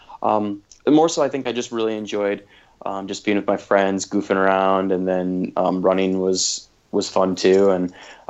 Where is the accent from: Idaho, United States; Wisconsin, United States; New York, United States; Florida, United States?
Wisconsin, United States; I grew up in Wisconsin, and just a small little rural town of 900 people